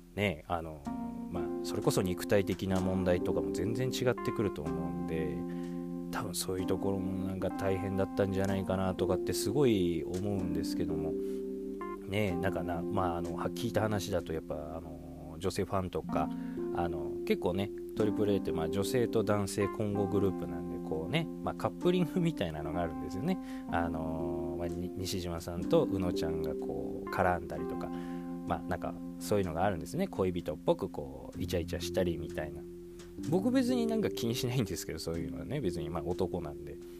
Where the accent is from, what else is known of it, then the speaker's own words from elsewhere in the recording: Saitama, Japan; 僕のね地元の埼玉にも